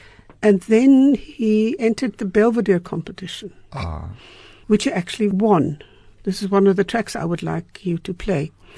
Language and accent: English; Freiburg, Baden-Württemberg, Germany; You know, I grew up in Freiburg